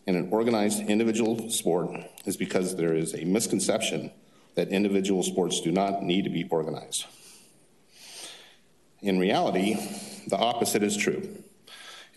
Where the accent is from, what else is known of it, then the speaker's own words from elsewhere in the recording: Fullerton, California, United States; I'm actually from Fullerton